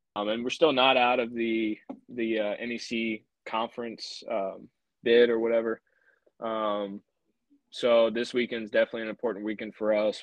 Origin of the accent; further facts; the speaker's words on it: Louisiana, United States; growing up in Louisiana, you always go to Alex Box